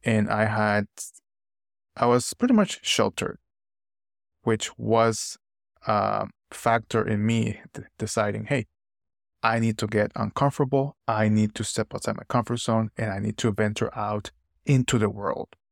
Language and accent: English; Nicaragua; moved away as an adult; now in United States; moving to the United States after growing up in Nicaragua for twenty years